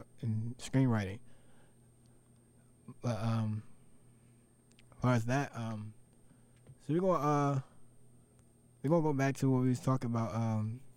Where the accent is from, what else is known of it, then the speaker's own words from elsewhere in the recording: United States; I'm from America